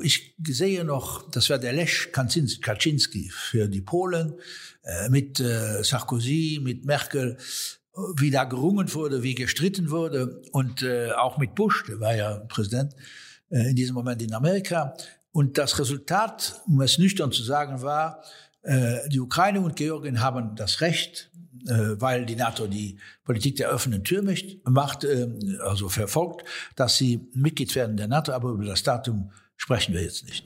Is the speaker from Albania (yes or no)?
no; Luxembourg; Wir als Luxemburger